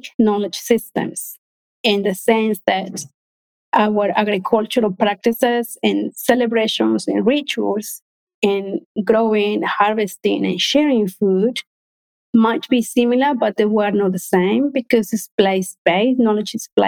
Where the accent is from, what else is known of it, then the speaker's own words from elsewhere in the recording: Peru; moved away; We're from Peru.